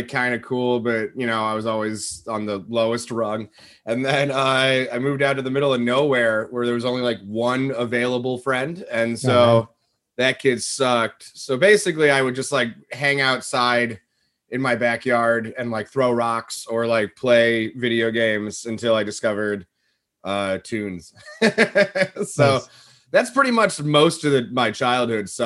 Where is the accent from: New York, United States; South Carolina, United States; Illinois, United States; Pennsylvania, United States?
Pennsylvania, United States; West Chester; now in Chicago, United States; was born in Pennsylvania, Westchester